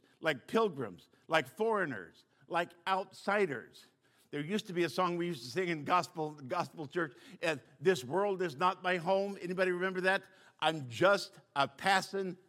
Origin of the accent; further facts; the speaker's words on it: United States; I'm American through and through